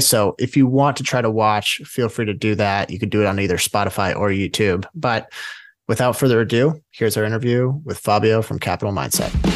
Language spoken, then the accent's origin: English; West Coast, United States; we're from the West Coast